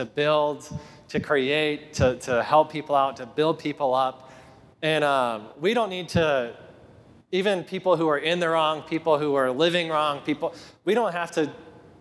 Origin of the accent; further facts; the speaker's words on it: Tennessee, United States; I'm from Tennessee